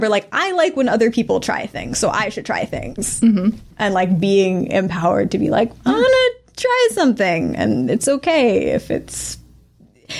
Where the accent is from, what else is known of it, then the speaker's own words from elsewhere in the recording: Massachusetts, United States; moved away as an adult; now in New York, United States; I grew up in Massachusetts